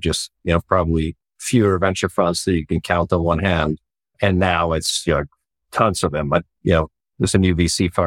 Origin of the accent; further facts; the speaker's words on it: Sweden; moved away as an adult; also born or lived in Dallas / San Francisco; now in United States; Well, I grew up in Sweden, so born and raised in Sweden.